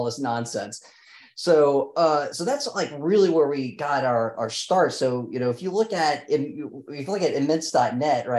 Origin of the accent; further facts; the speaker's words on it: New Orleans, Louisiana, United States; we're both from New Orleans